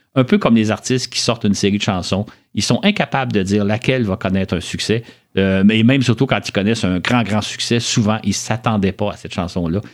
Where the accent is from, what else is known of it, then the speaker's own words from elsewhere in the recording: Montreal, Quebec, Canada; je suis né à Montréal, j'ai toujours vécu à Montréal